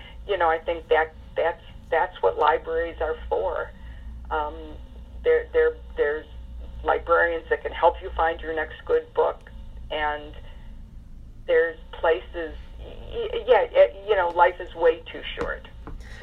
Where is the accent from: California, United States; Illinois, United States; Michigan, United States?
Michigan, United States; Detroit; when I was growing up in Detroit